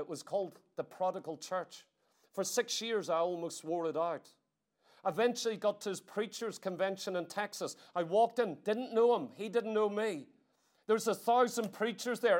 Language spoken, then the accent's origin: English; Ireland; I come all the way from Ireland